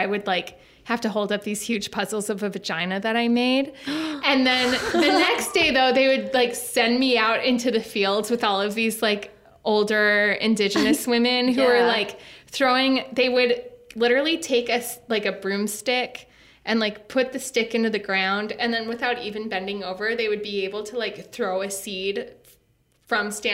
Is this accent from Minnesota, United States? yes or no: yes; Minnesota, United States; accent: thick Minnesota; I had like a thick Minnesota accent that I would try to speak Spanish